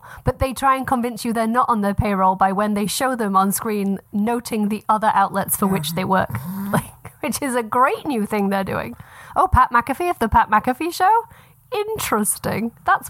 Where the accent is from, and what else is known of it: England, United Kingdom